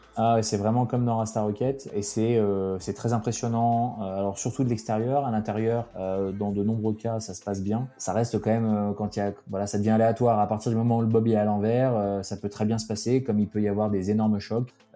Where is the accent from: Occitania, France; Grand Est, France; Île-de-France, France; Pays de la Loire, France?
Grand Est, France; Alsace; moved away as an adult; also born or lived in Grenoble; j'ai grandi en Alsace